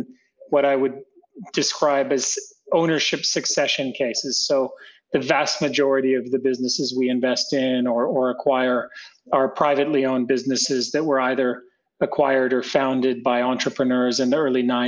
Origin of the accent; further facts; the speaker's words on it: near Toronto, Ontario, Canada; moved away as an adult; also born or lived in Prague, Czech Republic; now in Central and Eastern Europe; I'm not from the region. I'm Canadian. So I grew up in Canada near Toronto, suburb of Toronto, and then moved to Europe for graduate school